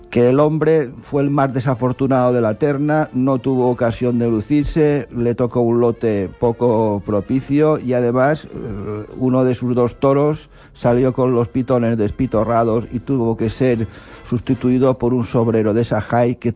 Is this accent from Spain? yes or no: yes; Spain; por lo que nos atañe como españoles, de Juan José Padilla.